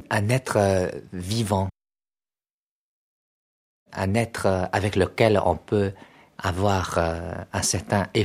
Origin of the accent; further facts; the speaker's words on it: the South, southern China, China; French is a second language; moved away as an adult; now in Beijing, China; Moi, je suis du Sud, mais j'habite à Pékin depuis plus de 20 ans.